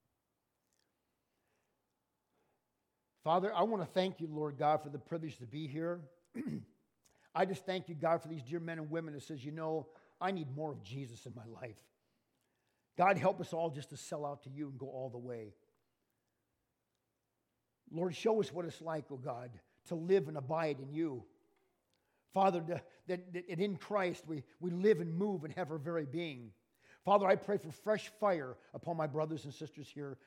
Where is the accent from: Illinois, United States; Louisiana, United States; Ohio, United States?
Illinois, United States; I'm from Illinois